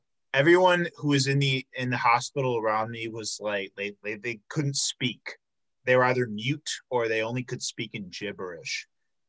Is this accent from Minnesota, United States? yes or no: no; South Suburbs of Chicago, Illinois, United States; I'm from the South Suburbs of Chicago